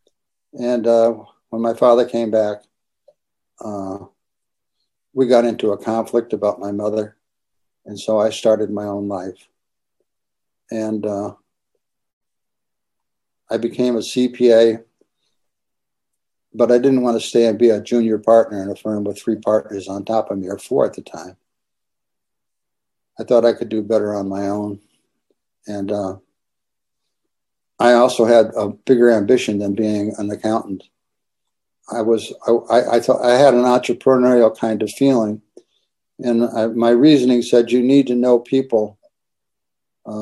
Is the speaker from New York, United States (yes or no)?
no; Connecticut, United States; moved away; also born or lived in Santa Barbara; I was born and raised in Connecticut.